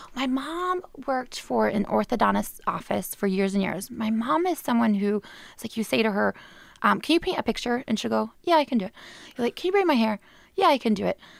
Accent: Clarkston, Michigan, United States; moved away as an adult; also born or lived in Australia; now in England; now I'm back in my hometown

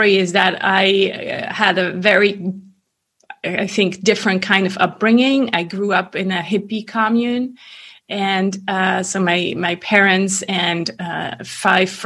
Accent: German-speaking part of Switzerland, German-speaking Switzerland, Switzerland; English is a second language; moved away as an adult; also born or lived in Paris, France / California, United States; now in French-speaking Switzerland, Switzerland; Born and raised in Switzerland. That's where I grew up

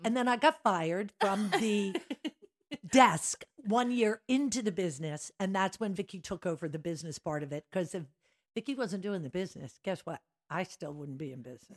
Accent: Drexel Hill, Pennsylvania, United States; also born or lived in Philadelphia; I grew up in Drexel Hill, St. Dorothy's Parish

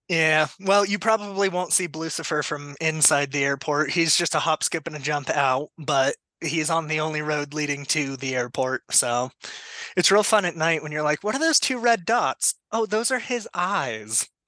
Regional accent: Colorado, United States; also born or lived in Denver metro; I am from Colorado, been here pretty much my whole life. Uh, grew up out in the middle of nowhere

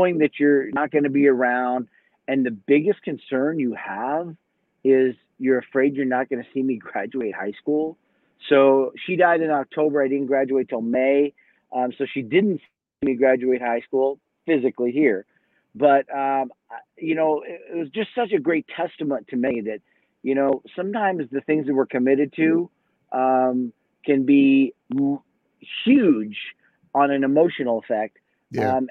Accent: Southern California, United States; moved away as an adult; also born or lived in Oklahoma City, Oklahoma; now in Boise, United States; I moved from there when I was two. So I grew up in Southern California.

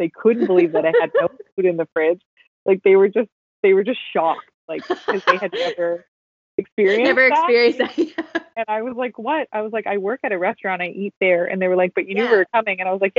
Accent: Canada; now in Vancouver, Canada; We're all from Ireland, but I was like, my family's pretty Canadian. I think I did ancestry.com and it was like, we've all lived up the Southwest for I think 5 generations.

